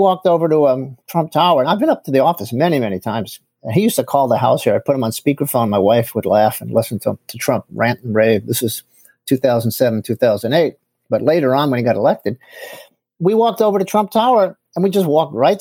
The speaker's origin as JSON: {"language": "English", "town": "New York City", "region": "New York", "country": "United States", "tie": "born or raised there", "said": "I grew up in Queens, in one of the boroughs, right near Kennedy Airport"}